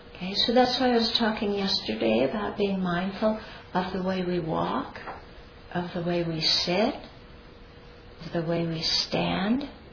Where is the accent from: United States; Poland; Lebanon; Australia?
United States; I'm American